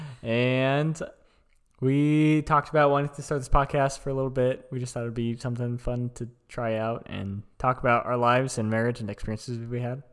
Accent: Lincoln, Nebraska, United States; we're from Lincoln, Nebraska, so we are in the middle of kind of nowhere

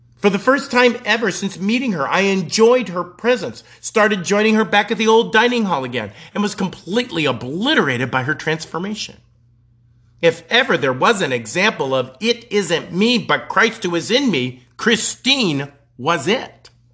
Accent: Colorado, United States; moved away as an adult; also born or lived in Nebraska; I was from Colorado

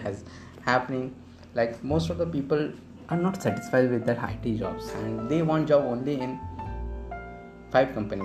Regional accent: Bhopal, Madhya Pradesh, India; In my hometown of Bhopal, kids start preparing for IIT from class 9th

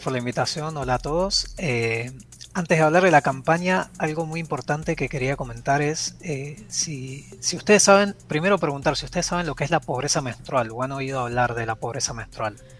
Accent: Buenos Aires, Argentina; now in Panama; yo soy de Buenos Aires, eh, pero vivo en Panamá

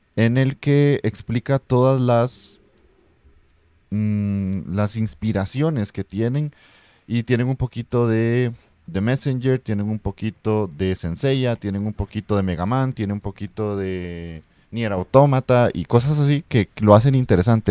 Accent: Costa Rica; yo soy de Costa Rica

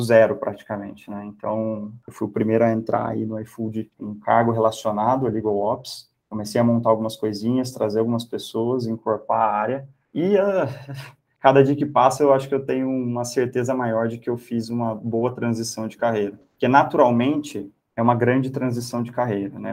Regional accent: Campinas, São Paulo, Brazil; Eu sou de Campinas

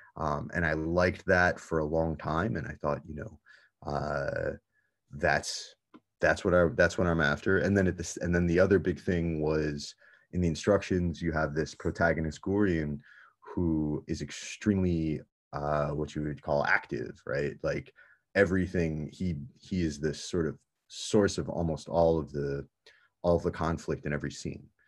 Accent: United States; born or raised there

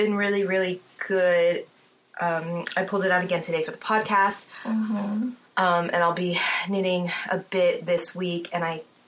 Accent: New Jersey, United States; I grew up in New Jersey

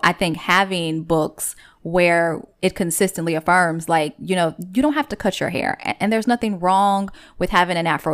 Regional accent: Chicago, Illinois, United States; I grew up on ninety-third and Racine

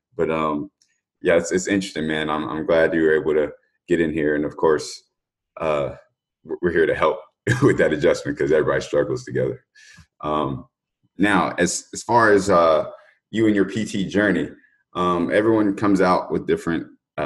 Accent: North Carolina, United States; moved away as an adult; now in Boston, United States; I'm from the South. I'm from North Carolina

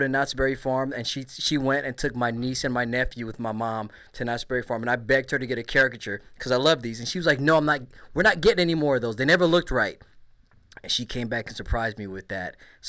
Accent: Belize; now in United States; I'm from Belize.

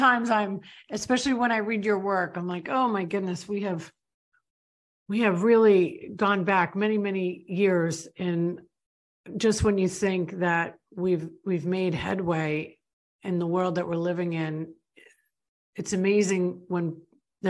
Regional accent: New York, United States; moved away as an adult; now in Florida, United States; I grew up in New York. I grew up in a totally different world than where I live today.

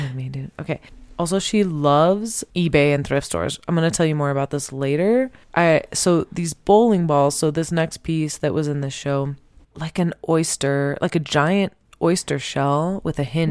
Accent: Temecula, California, United States; I'm from Temecula

